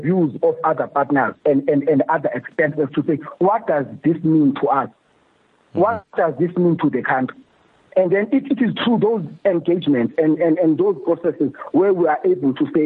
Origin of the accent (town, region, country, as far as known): South Africa